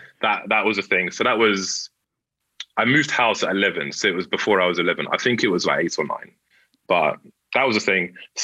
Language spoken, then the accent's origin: English; London, United Kingdom; I had to go to a school in North London, and I was from Central/South.